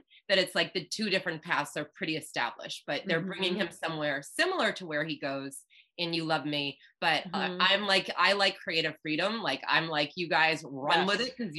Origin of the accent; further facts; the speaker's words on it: Cape Cod, Massachusetts, United States; I'm from Cape Cod